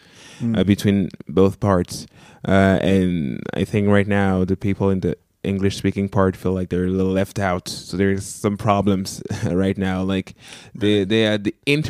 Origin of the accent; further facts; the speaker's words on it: Canada; first language French; English is a second language; So I'm from the French part of the country, so my first language is actually French.